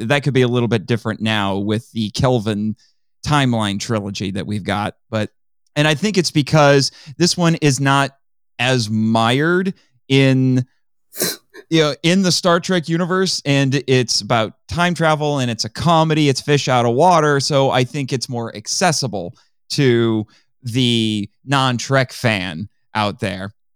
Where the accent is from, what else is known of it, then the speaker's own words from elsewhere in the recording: Indiana, United States; I'm from Indiana.